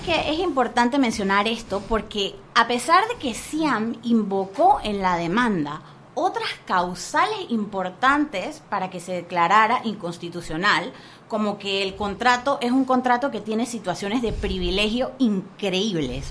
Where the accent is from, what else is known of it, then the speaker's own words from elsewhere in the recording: Panama; nuestro país como panameños